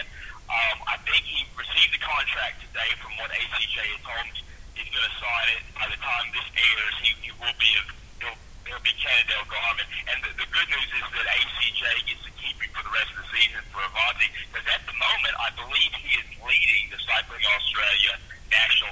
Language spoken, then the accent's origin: English; Louisiana, United States; moved away; being back home. I am from Louisiana